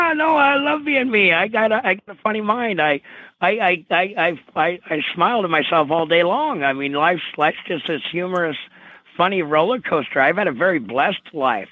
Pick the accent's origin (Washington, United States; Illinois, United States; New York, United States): Washington, United States; Vancouver; grew up in Clark County, Washington, in Vancouver, uh, across the uh, bridge from Portland, Oregon